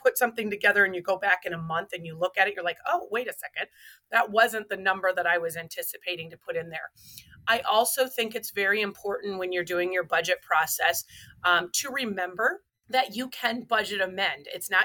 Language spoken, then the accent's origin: English; Waterloo, Iowa, United States; So I grew up right here in Waterloo, Iowa. I am a born and raised Iowa girl.